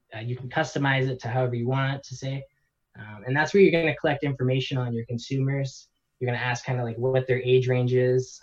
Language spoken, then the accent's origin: English; Canada; born and raised in Canada